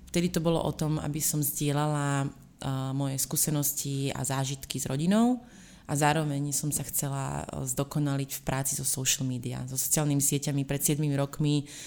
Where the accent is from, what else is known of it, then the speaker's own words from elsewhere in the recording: Slovakia; moved away; ja pochádzam zo Slovenska